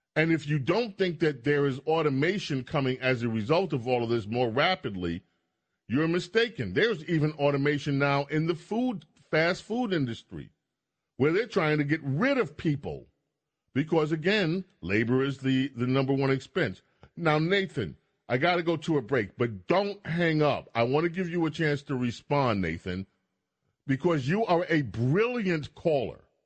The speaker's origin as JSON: {"language": "English", "town": "New York City", "region": "New York", "country": "United States", "tie": "born or raised there", "said": "I grew up in, in New York, in Queens. I grew up in St. Albans"}